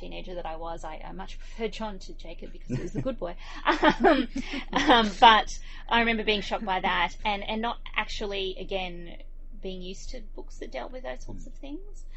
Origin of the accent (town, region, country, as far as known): Australia; born or raised there